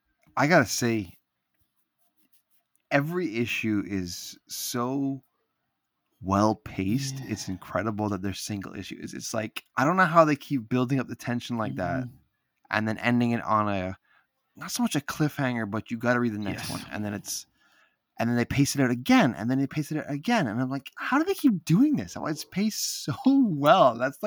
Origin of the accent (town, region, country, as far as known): Canada